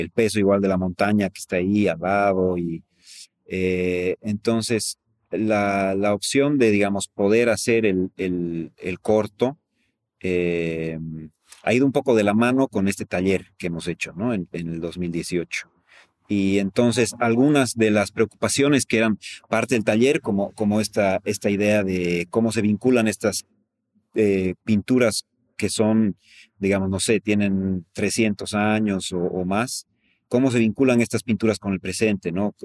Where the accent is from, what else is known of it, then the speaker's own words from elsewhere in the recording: La Paz, Bolivia; yo soy de La Paz